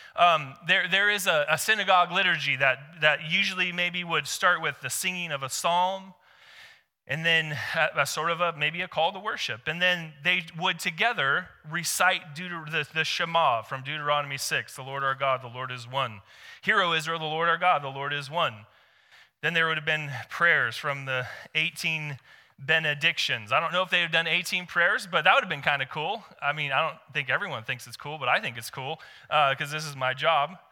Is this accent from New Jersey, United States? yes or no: no; Seattle, Washington, United States; now in Corvallis, United States; I come from Seattle.